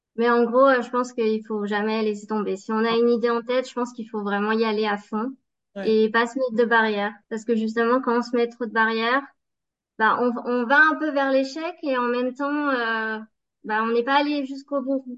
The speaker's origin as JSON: {"language": "French", "area": "Savoie", "region": "Auvergne-Rhône-Alpes", "country": "France", "also_born_or_lived": "Baltic states", "moved": "as an adult", "said": "je suis originaire de la Savoie"}